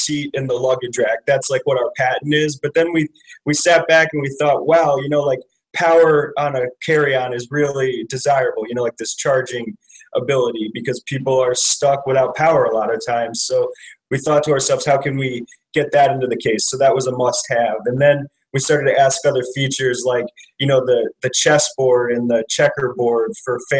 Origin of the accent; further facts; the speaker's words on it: Chicago, Illinois, United States; I'm from Chicago, Illinois